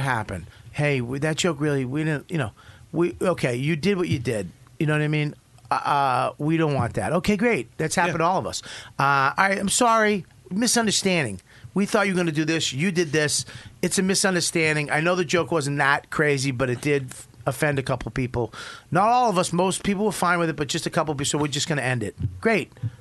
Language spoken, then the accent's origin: English; Boston, Massachusetts, United States; I'm from Boston.